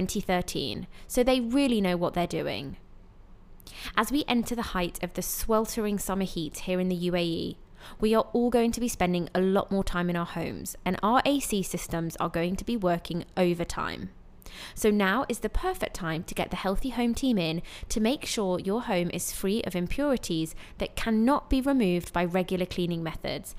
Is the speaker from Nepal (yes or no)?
no; United Kingdom; moved away as an adult; now in Dubai, United Arab Emirates; a British expat who's been living in Dubai for 10 years